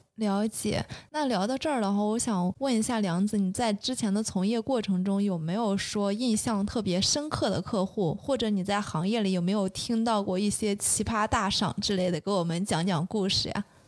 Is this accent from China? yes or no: yes; Shandong, China; 因为我是山东人